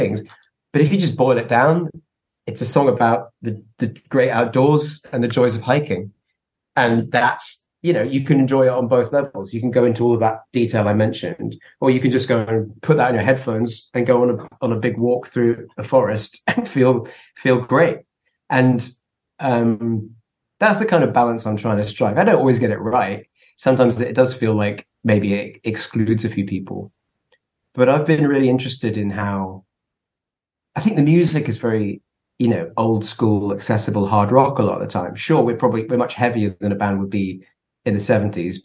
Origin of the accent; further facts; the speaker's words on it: England, United Kingdom; we're an English band